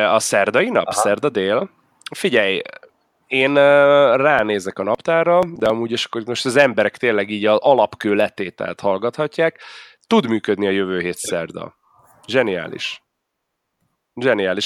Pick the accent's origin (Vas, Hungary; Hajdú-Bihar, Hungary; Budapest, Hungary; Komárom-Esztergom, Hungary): Budapest, Hungary; én budapesti vagyok